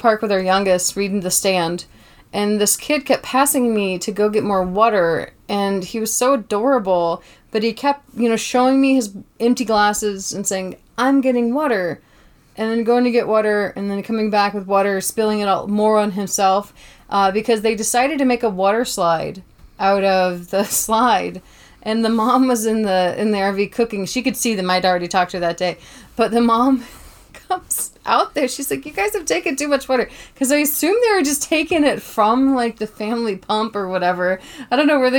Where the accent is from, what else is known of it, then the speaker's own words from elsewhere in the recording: Tybee Island, Georgia, United States; moved away; I'm from Tybee Island, Georgia